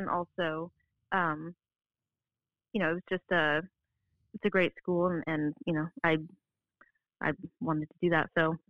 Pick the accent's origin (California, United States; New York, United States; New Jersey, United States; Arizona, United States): Arizona, United States; moved away as an adult; I was from Arizona, so I lived at home